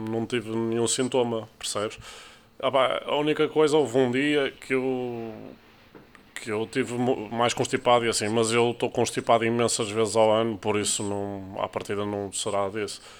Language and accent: Portuguese; Porto, Norte, Portugal; eu sou do Porto.